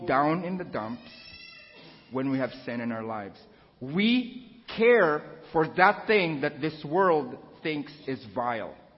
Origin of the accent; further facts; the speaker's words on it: Philippines; moved away; I was born and raised in the Philippines.